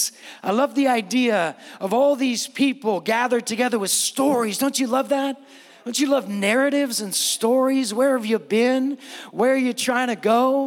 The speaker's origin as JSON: {"language": "English", "town": "San Francisco", "region": "California", "country": "United States", "moved": "as an adult", "lives_now": "Steinwenden, Germany", "said": "I'm not just coming from America. I'm coming from the West Coast. I'm coming from the Bay Area. I'm not just coming from the Bay Area. I'm coming from San Francisco"}